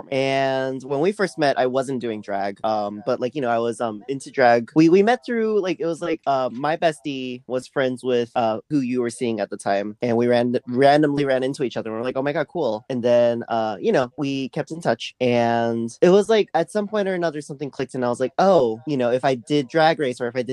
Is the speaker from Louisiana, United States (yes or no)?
yes; New Orleans, Louisiana, United States; also born or lived in Taiwan; I was born in Taiwan, but I moved here to New Orleans when I was young, like 3, and I grew up here ever since